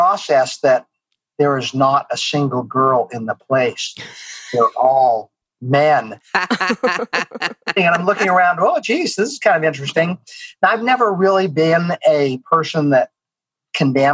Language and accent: English; Utah, United States; now in Houston, United States; I was born and raised in Utah